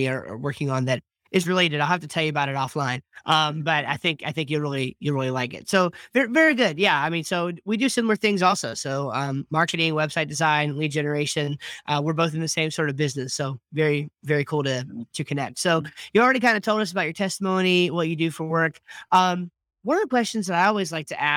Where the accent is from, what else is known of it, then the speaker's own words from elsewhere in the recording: New Jersey, United States; moved away as an adult; now in North Carolina, United States; I'm actually from New Jersey originally